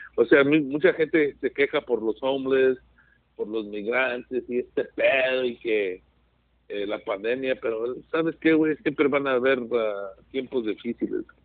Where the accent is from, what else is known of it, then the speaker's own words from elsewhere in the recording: California, United States; aquí me siento a gusto, aquí mi tierra